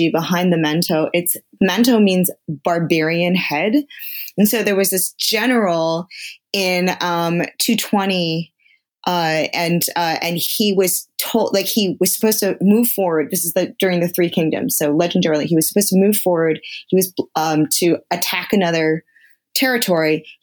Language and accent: English; United States; also born or lived in Connecticut / New York; I grew up on the East Coast. I grew up in New York and Connecticut